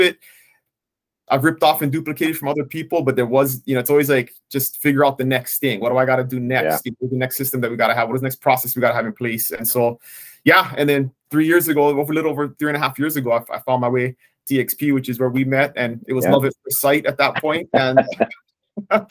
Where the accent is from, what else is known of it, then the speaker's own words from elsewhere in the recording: Kona, Hawaii, United States; I was born and raised on the Big Island in Kona, so I still live there today.